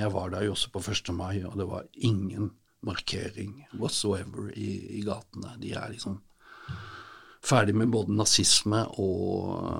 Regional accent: Sørlandet, Southern Norway, Norway; Vi er vokst opp med kompe

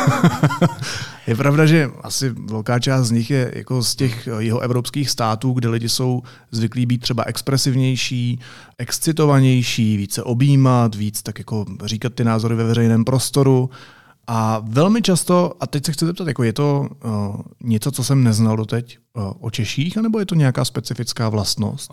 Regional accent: Czechia; jsem Čech

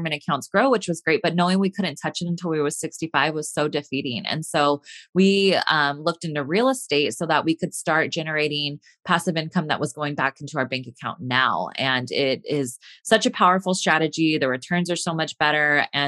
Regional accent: California, United States; So I am from Northern California.

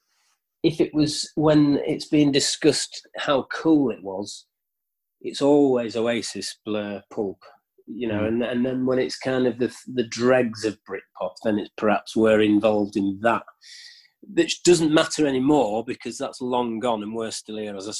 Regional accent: York, Yorkshire and the Humber, United Kingdom; we're from York, and you know York's quite a small city

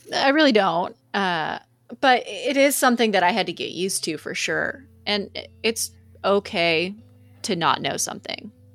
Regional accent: Texas, United States; we're Texans.

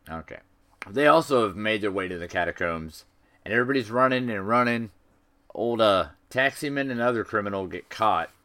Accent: United States; I'm an American

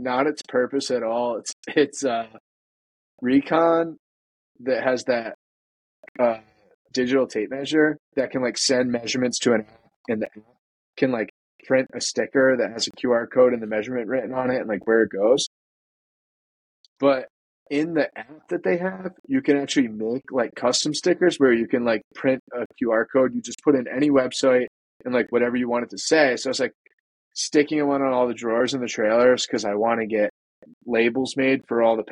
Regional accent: New England, United States; I'm from the Northeast. A lot of people think that like us New Englanders sound like assholes

